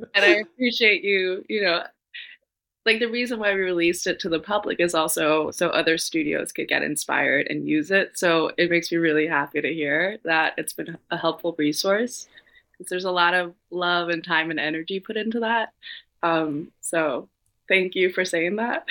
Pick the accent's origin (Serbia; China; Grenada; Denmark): Denmark; Copenhagen, Capital Region of Denmark; moved away as an adult; now in New York City, United States; growing up in Copenhagen where everyone bikes